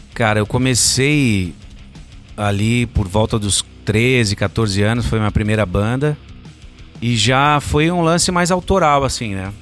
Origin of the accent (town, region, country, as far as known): Guarulhos, São Paulo, Brazil; moved away